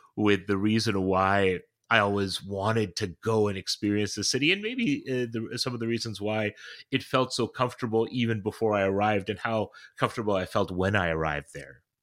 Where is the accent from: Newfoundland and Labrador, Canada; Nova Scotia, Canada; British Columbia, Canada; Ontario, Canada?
Ontario, Canada; Toronto; moved away as an adult; also born or lived in London, England; now in New Haven, United States; I was born in in Toronto and I had so many of my formative experiences in Toronto. My parents still live in in, in suburban Toronto. It's where I go to uh, my home, as in the home in which I grew up in.